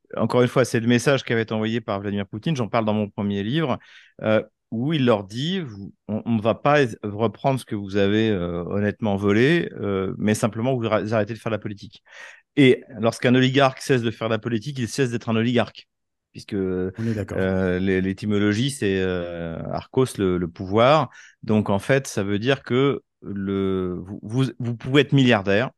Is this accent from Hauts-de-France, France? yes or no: no; Troyes, Grand Est, France; moved away as an adult; now in Moscow, Russia; moi, je suis de, de Troyes, donc, euh, c'est une petite ville, euh, de soixante mille habitants à, à cent cinquante kilomètres de Paris à l'est, c'est dans la Champagne